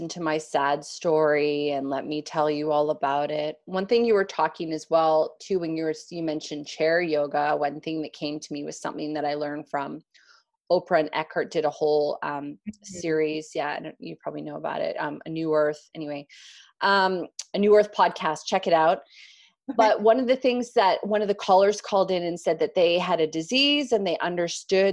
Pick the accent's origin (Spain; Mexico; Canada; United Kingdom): Canada; I'm a Canadian